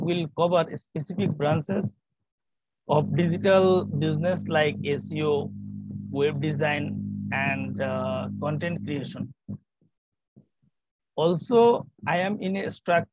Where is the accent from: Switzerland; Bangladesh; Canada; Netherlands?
Bangladesh; born or raised there